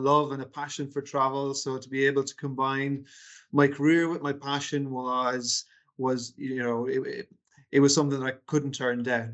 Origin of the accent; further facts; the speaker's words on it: Galway, Connacht, Ireland; moved away as an adult; also born or lived in United Kingdom; I'm originally from Galway in the west of Ireland.